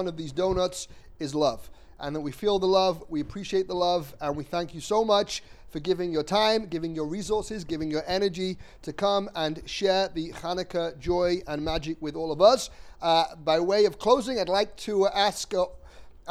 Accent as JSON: {"language": "English", "region": "England", "country": "United Kingdom", "said": "I'm English."}